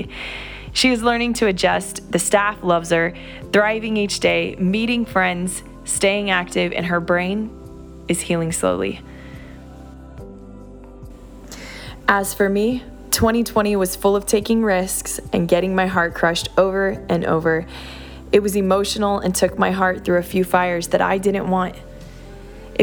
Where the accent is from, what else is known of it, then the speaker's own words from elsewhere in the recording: Orlando, Florida, United States; now in South Florida, United States; Orlando, Florida, my hometown